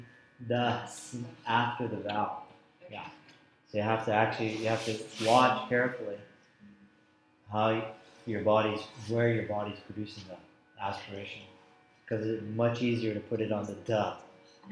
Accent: South India, India; I'm from South India

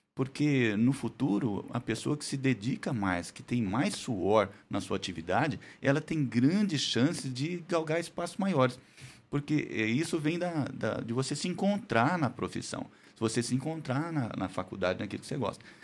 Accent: Andradina, São Paulo, Brazil; moved away as an adult; now in Araçatuba, Brazil; eu sou de Andradina, Aracatuba só fiz faculdade.

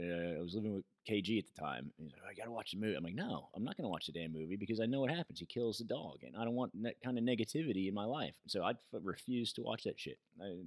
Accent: United States; me from America.

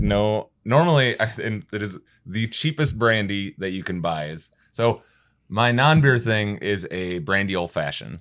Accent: Wisconsin, United States; now in Kentucky, United States; Wisconsin guy here

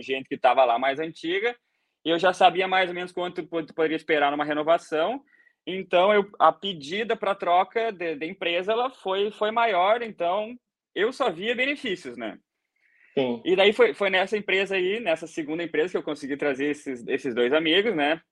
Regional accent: Rio Grande do Sul, Brazil; moved away as an adult; also born or lived in Dublin, Ireland; now in Ireland; eu sou gaúcho, né? Sou do Rio Grande do Sul, lá do Brasa

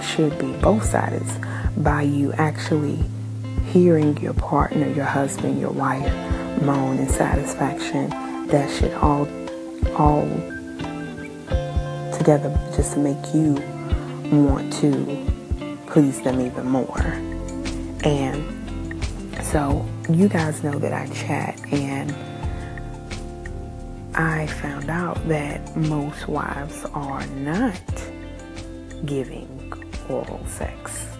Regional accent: New Zealand; And again, I am Kiwi.

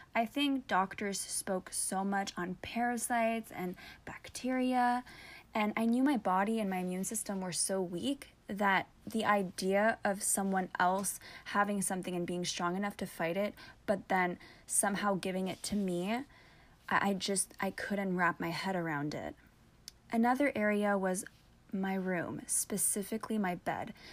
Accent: Canada; I'm French

